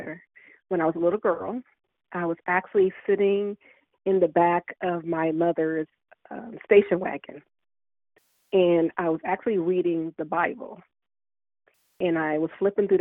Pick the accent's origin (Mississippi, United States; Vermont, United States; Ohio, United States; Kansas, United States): Ohio, United States; Columbus; I grew up in the Linden area here in Columbus, Ohio